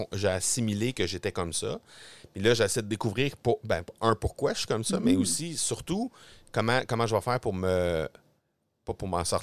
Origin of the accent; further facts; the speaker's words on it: Granby, Quebec, Canada; Granby? Oui, dans mon coin, dans mon coin de pays